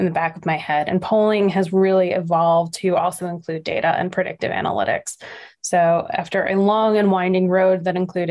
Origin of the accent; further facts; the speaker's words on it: Nassau County, New York, United States; we're both from Nassau County, New York